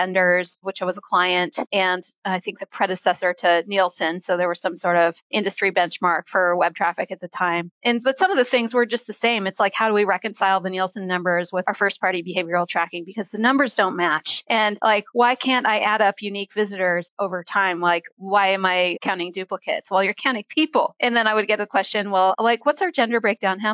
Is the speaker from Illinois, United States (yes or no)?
no; Oregon, United States; moved away as an adult; also born or lived in Philadelphia, Pennsylvania / San Francisco, California; I grew up in the Pacific Northwest portion of the U.S. in Oregon and on a goat farm